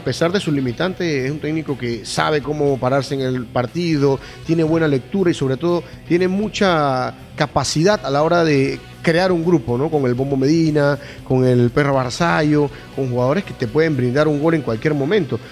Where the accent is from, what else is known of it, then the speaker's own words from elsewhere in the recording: Panama; es la tierra donde yo nací